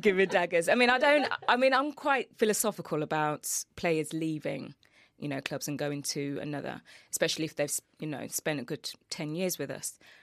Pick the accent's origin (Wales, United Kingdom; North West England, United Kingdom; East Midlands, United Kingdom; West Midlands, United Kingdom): West Midlands, United Kingdom; Birmingham; I'm a Midlands girl. I'm from Birmingham.